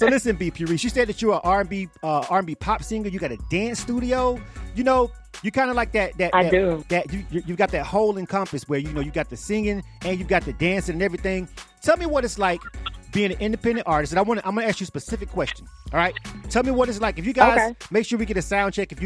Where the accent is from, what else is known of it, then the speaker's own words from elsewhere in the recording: Florida, United States; I'm from Florida, right? But even though I was born and raised in one part of Florida